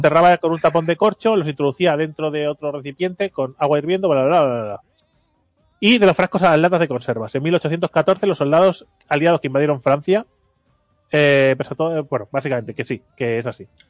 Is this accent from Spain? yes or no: yes; Catalonia, Spain; yo soy catalán